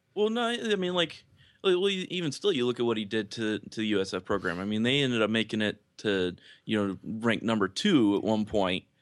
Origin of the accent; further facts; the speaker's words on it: Lakeland, Florida, United States; I grew up in Lakeland